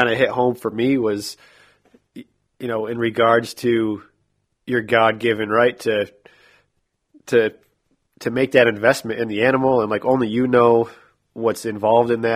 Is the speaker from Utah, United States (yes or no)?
no; New York, United States; now in Iowa, United States; growing up in New York